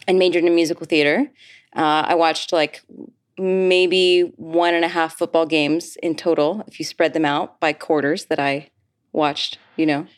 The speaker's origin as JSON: {"language": "English", "town": "Ogden", "region": "Utah", "country": "United States", "tie": "born or raised there", "also_born_or_lived": "Michigan", "moved": "yes", "said": "I grew up in Ogden, Utah"}